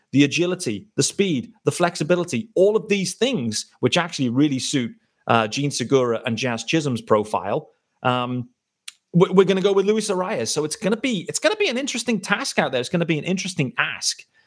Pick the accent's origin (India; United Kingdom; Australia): United Kingdom; As a British fan